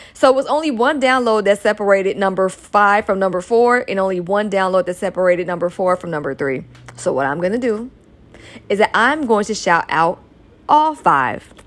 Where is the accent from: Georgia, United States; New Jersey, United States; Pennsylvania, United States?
Georgia, United States; also born or lived in California; Georgia, my home state